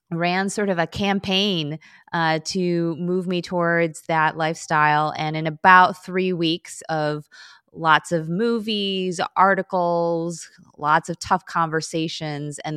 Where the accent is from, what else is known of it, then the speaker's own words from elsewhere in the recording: Chicago, Illinois, United States; first language Korean; English is a second language; I'm in Chicago.